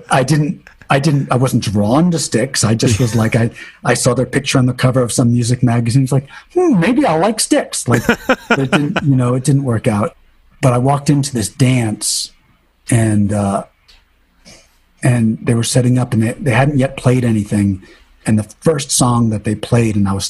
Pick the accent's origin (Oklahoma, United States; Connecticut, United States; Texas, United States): Connecticut, United States; Waterford; also born or lived in New London, Connecticut; we moved from New London to Waterford, which is sort of like moving from the East Village to Chelsea